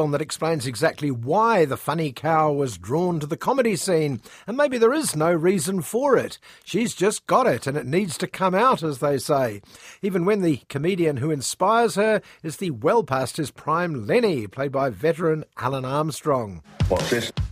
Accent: Rotherham, Yorkshire and the Humber, United Kingdom; But then again, I'm from Rotherham, so it's, um, it's nice to be anywhere.

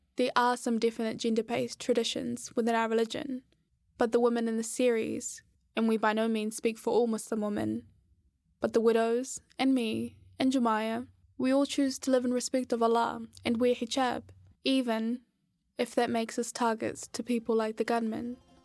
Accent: New Zealand; I was like 9 months old when my family migrated here, so I grew up in New Zealand.

